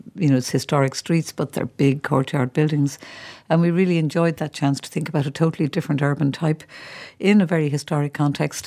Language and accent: English; Ireland; we're Irish people coming here